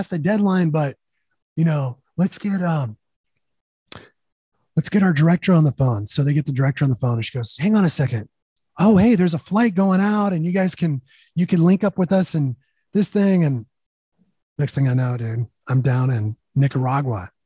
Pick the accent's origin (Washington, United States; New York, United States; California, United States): California, United States; I'm from California